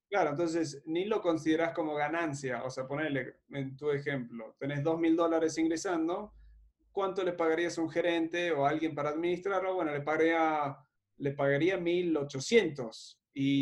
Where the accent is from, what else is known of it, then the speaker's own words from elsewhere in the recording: Uruguay; moved away; Cuando yo me fui de Uruguay en 2017